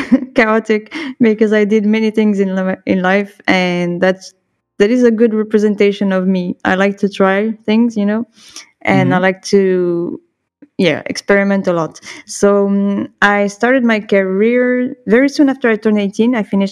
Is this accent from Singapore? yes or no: no; Bordeaux, Nouvelle-Aquitaine, France; also born or lived in Dax / Montpellier / Nice; I was born in Dax, which is like not too far from Biarritz. So on the southwest coast.